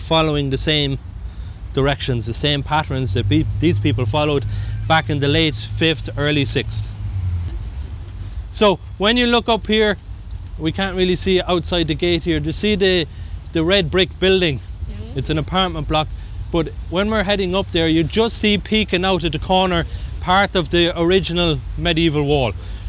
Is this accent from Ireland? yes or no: yes; Kerry, Munster, Ireland; now in Dublin, Ireland; I'm from Kerry, when I go home to Kerry, which is on the other side of Ireland